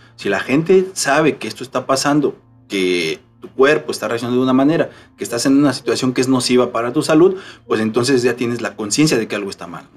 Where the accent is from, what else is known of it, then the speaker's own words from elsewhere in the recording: Mexico; Nosotros como mexicanos estamos acostumbrados a comer tortilla de maíz